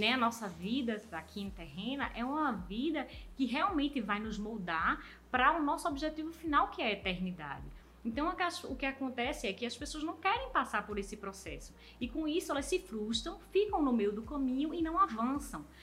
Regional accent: Brazil; nós que somos brasileiros

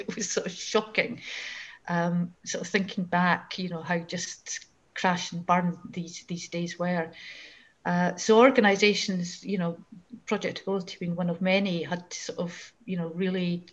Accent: Fife, Scotland, United Kingdom; I grew up in Fife

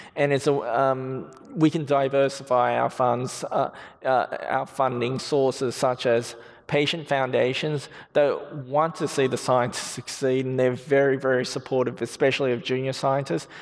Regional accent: Australia; moved away as an adult; now in United States; I see myself more as an Australian.

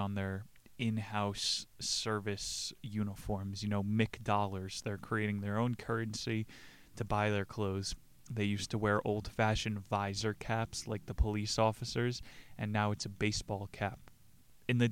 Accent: United States; I'm an American

